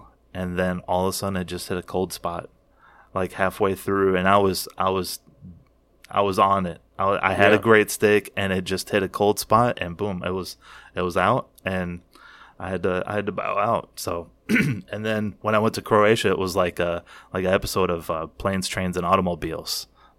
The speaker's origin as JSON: {"language": "English", "region": "Kentucky", "country": "United States", "accent": "Kentucky", "said": "with my Kentucky accent"}